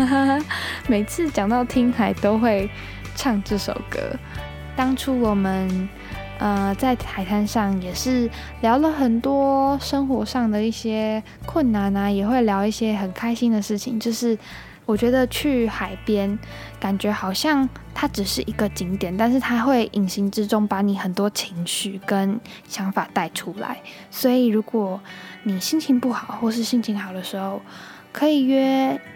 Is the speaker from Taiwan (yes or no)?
yes; Taiwan; 我们都是台湾的小孩嘛，然后台湾这个地方真的很棒